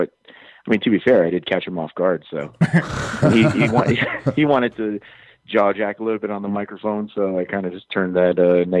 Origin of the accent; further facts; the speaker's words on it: Hawaii, United States; I'm from Hawaii